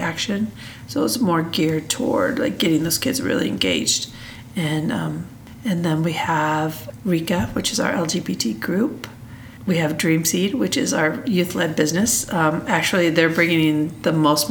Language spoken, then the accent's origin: English; Des Moines, Iowa, United States; moved away as an adult; I'm from Des Moines, Iowa